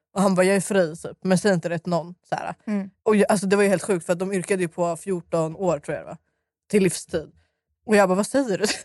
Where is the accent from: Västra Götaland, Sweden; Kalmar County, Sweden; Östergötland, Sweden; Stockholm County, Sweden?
Stockholm County, Sweden; Stockholm; jag är uppväxt i Dalen och Skarpnäck.